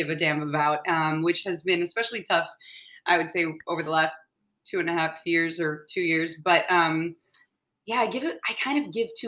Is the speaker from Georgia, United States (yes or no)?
yes; Atlanta, Georgia, United States; born there; I was born in Atlanta, Georgia, so my whole family we were over there um, for the Olympics.